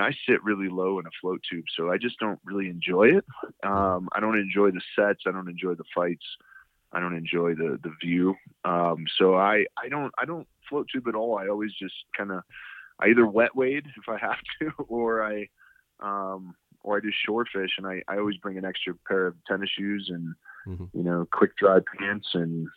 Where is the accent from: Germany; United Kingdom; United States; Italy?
United States; Cleveland, Ohio; also born or lived in Michigan; now in Colorado Springs, United States; I grew up in Cleveland, Ohio